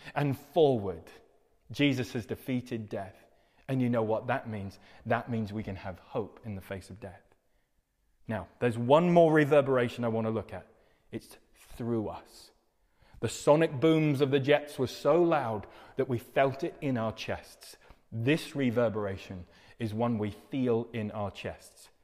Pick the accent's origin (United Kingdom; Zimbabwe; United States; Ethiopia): United Kingdom